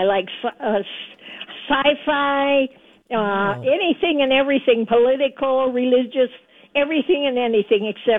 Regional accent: Cloquet, Minnesota, United States; also born or lived in Wausau, Wisconsin; In a little town called Cloquet.

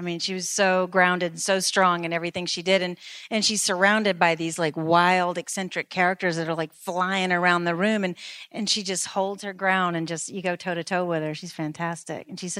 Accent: the South, United States; I'm a Southerner as well.

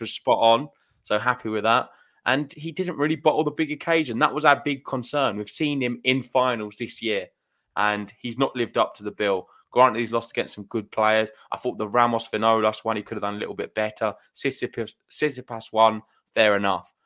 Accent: United Kingdom; being British

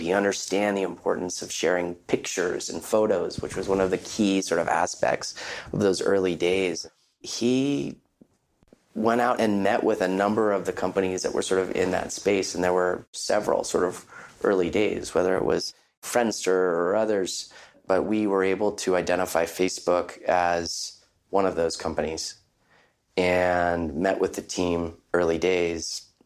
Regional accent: Palo Alto, California, United States; Growing up in our family, growing up in Palo Alto, California

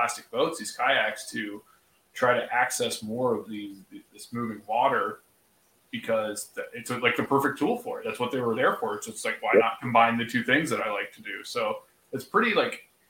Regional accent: Laurelville, Ohio, United States; I grew up in the Hocking County in the Hocking Hills of Ohio, like Salt Creek, like you mentioned the town Lorville, that's where I went to elementary school

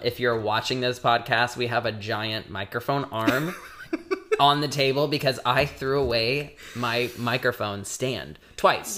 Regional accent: Indiana, United States; we're both from Indiana

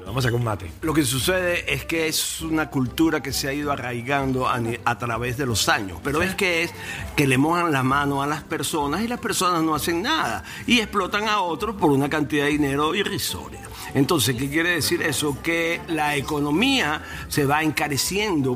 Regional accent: Venezuela; now in United States; tengo entendido como venezolano

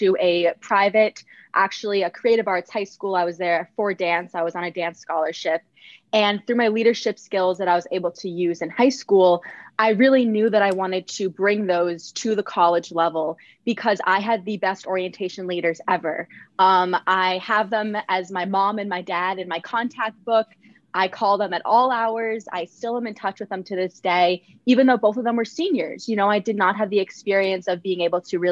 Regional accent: Vermont, United States; moved away as an adult; now in Connecticut, United States; I am coming from Vermont. I knew no one here

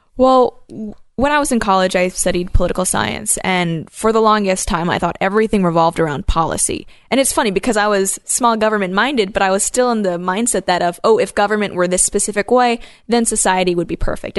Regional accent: Hong Kong; now in Canada; I grew up in Hong Kong when it was currently a colonial power.

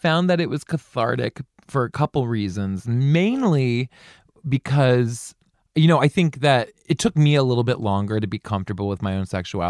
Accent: just north of Baltimore, Maryland, United States; I grew up just north of Baltimore.

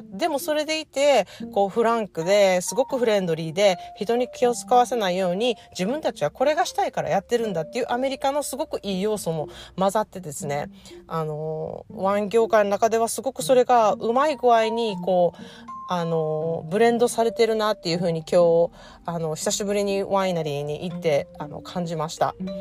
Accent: Japan; also born or lived in California, United States; now in United States; 私が日本で育って日本のおもてなしをあの帰国するたびに感じて

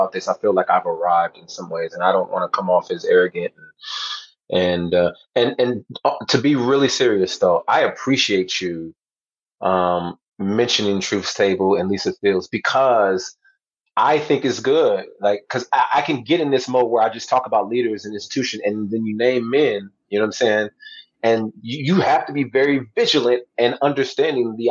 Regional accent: outside Los Angeles, California, United States; moved away as an adult; I grew up outside Los Angeles

